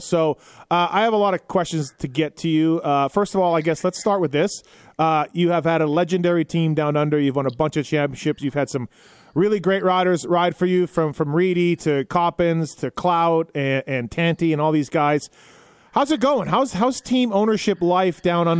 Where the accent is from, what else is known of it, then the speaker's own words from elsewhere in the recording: Canada; I'm Canadian